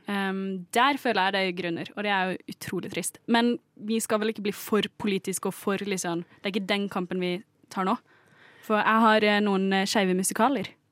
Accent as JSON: {"language": "Norwegian", "town": "Kristiansand", "region": "Agder", "country": "Norway", "said": "Nå er jeg fra Kristiansand"}